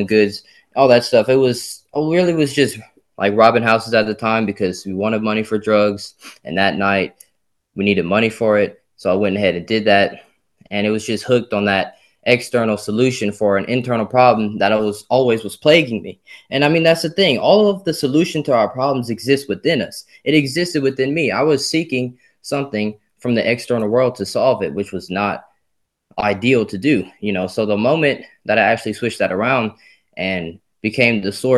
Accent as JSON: {"language": "English", "town": "Simmesport", "region": "Louisiana", "country": "United States", "tie": "born or raised there", "said": "I was born in Simsport, Louisiana."}